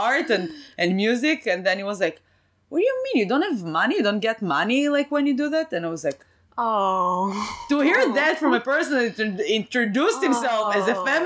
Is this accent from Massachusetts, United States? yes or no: yes; Boston, Massachusetts, United States; you're always like proud of like saying I'm from Boston and I'm that.